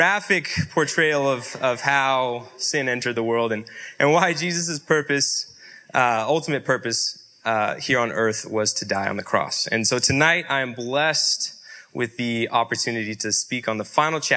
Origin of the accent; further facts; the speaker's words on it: Yakima, Washington, United States; I was born in Yakima, Washington. Born and raised.